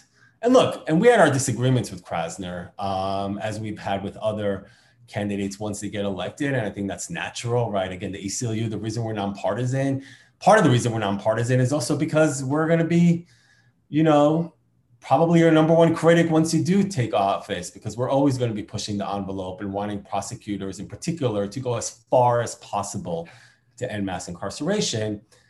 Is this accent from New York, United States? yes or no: yes; New York City, New York, United States; I grew up in New York City, right? I mean, I remember living in New York City during the Giuliani years, right? During the Bloomberg years